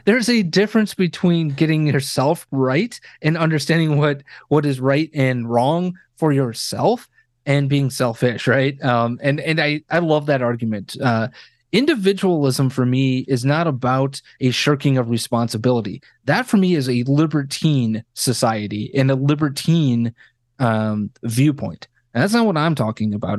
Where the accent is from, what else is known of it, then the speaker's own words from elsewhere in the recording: Wisconsin, United States; now in Chicago, United States; born and raised in Wisconsin